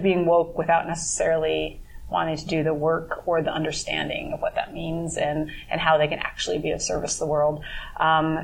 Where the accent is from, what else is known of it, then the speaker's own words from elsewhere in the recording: South Dakota, United States; growing up in South Dakota, as a mm-hmm. Lakota person